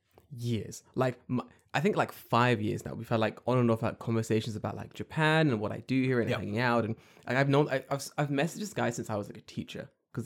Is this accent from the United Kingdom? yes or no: yes; London, United Kingdom; I'm from London.